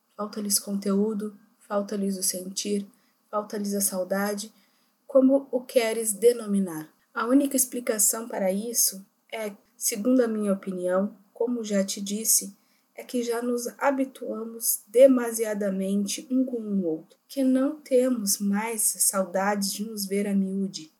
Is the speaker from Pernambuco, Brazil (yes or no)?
no; Rio Grande do Sul, Brazil; somos gaúchos, estudantes da Universidade Federal do Rio Grande do Sul